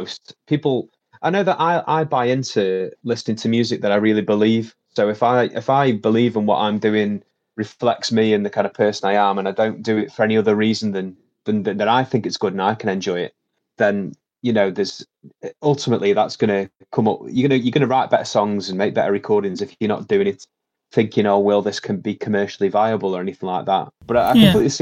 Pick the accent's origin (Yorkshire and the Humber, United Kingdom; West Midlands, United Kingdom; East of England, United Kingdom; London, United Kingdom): West Midlands, United Kingdom; Stoke-on-Trent; I'm from Stoke-on-Trent, and I write about my life in this very interesting post-industrial city. I was, you know, born and raised here